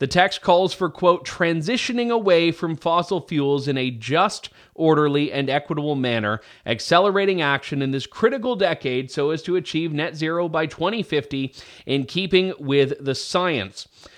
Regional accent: Canada; Now, as a Canadian who's not from Alberta, I think there's an argument that Canadians themselves stand to suffer from not developing the oil and gas sector.

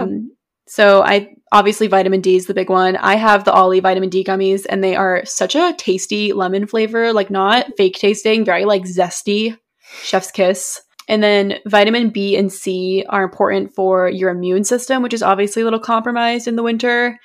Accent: New England, United States; we're from New England

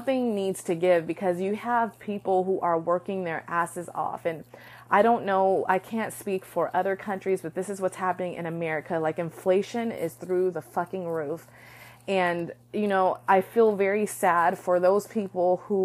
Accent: United States; I am proud to be an American

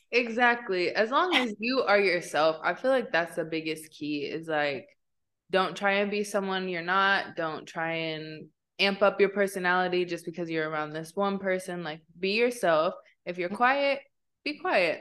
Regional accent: Midwest, United States; also born or lived in Kansas City; growing up in the Midwest, where it's like, we didn't grow up with access to a lot of things

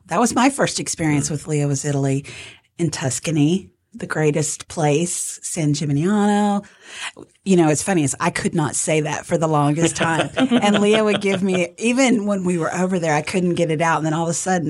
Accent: Scotland, United Kingdom; I'm Scottish, so I appreciate that.

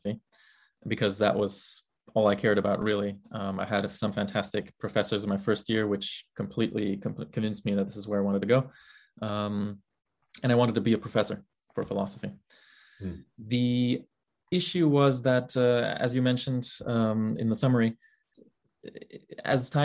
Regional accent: Germany; moved away as an adult; now in United States; growing up in Germany

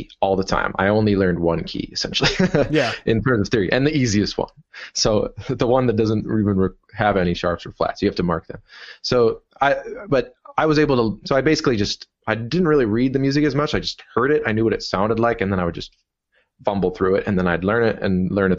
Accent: Milwaukee, Wisconsin, United States; also born or lived in Dublin, Ireland; I've been in Milwaukee for, well, my whole life

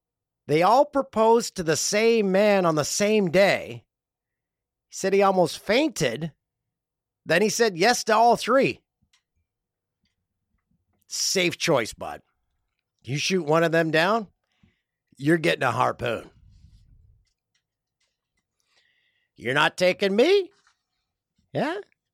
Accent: Peterborough, Ontario, Canada; now in Prince Edward Island, Canada; Okay, I grew up in Peterborough. This is from Riley. And moved to PEI 5 years ago. Love hearing all the Peterborough references. Reminds me of home.

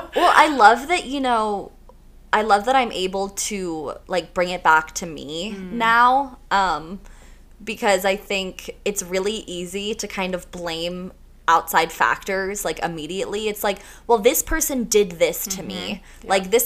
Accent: New York, United States; now in Colorado, United States; I'm from New York, so I have that New York energy

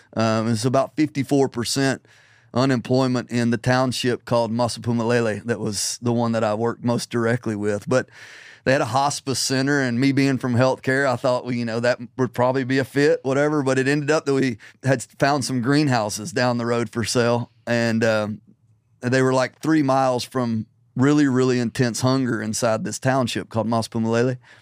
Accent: Middle Tennessee, United States; also born or lived in Nashville; I was born and raised in Middle Tennessee.

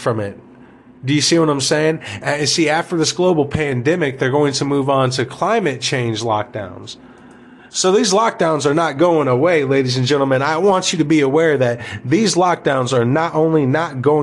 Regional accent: United States; We, as the American people

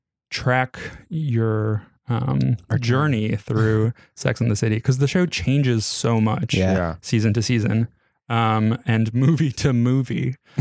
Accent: New York City, New York, United States; Born and raised there.

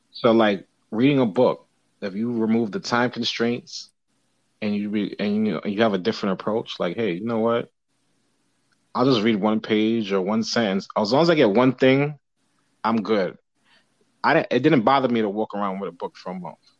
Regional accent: New York City, New York, United States; growing up in New York

